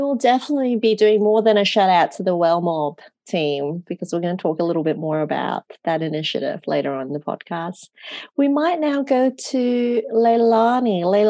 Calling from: Gordon, New South Wales, Australia; I'm zooming in from Gordon, New South Wales, which is the Gurungai Nation of the Darramurragal or Darug people.

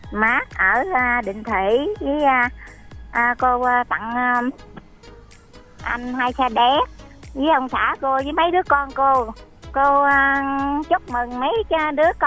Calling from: Mỏ Cày Bắc, Bến Tre, Vietnam; gọi à, từ Mỏ Cày Bắc.

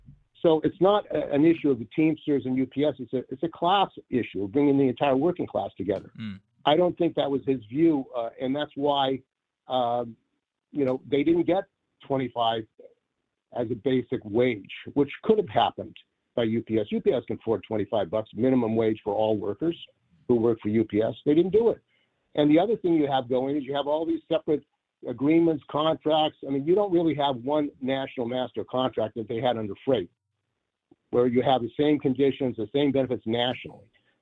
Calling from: San Francisco, California, United States; from San Francisco.

